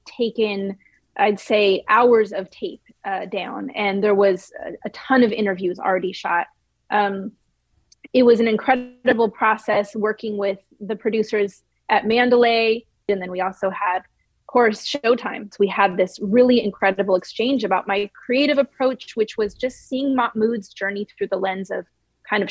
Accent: the Bay Area, California, United States; growing up in the Bay Area, I didn't really have a religion

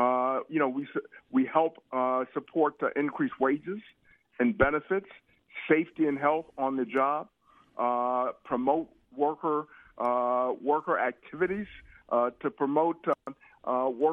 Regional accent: Cleveland, Ohio, United States; me growing up in Cleveland, Ohio

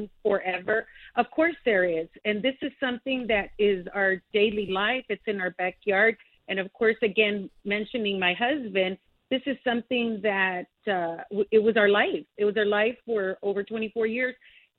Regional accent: El Paso, Texas, United States; my district is my hometown. This is where I was born and I was raised

